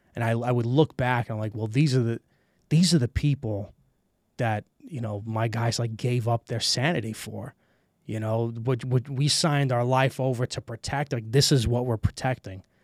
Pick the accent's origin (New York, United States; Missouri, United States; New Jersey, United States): New York, United States; New York City; moved away as an adult; also born or lived in Brooklyn, New York / Queens, New York; now in Estonia; I was born and raised in Brooklyn, New York, and, uh, I moved to Queens when I was about, I think I was, like, what, six years old.